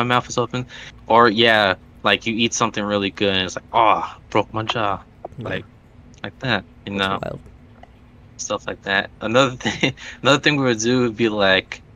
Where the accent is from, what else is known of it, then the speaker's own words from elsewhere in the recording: Texas, United States; also born or lived in Hawaii; I was born there. I didn't get to like really grow up there. I did most of my growing up in Texas.